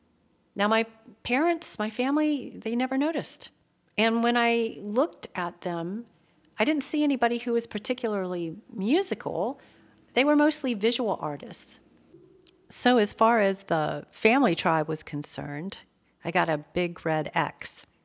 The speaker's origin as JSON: {"language": "English", "town": "Atlanta", "region": "Georgia", "country": "United States", "tie": "born or raised there", "said": "So I grew up in Atlanta, Georgia."}